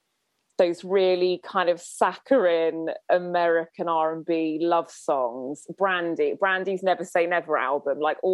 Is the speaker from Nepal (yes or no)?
no; Winchester, South East England, United Kingdom; growing up in Winchester